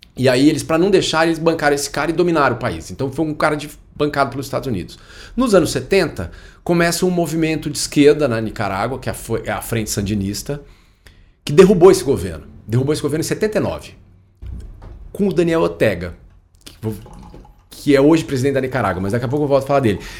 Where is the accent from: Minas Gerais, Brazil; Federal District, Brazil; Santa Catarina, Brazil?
Federal District, Brazil; Brasília; also born or lived in England; quando eu era criança, eu morava em Brasília